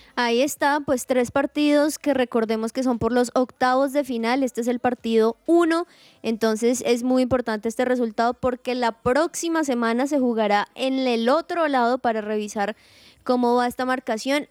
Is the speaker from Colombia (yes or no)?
yes; Colombia; uno como colombiano